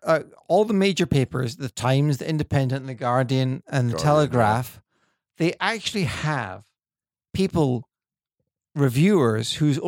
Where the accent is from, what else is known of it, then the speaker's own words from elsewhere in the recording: Scotland, United Kingdom; I'm from Scotland, yes.